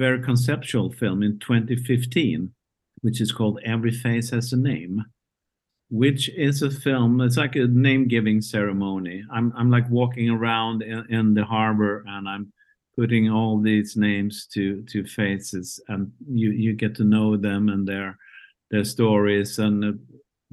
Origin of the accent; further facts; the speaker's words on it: Malmö, Skåne, Sweden; my hometown, Malmö, Sweden